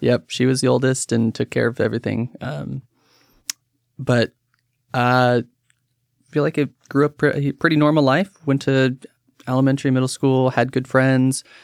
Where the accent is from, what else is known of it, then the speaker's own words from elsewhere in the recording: Woodburn, Oregon, United States; I was born here in Oregon, um, raised in Woodburn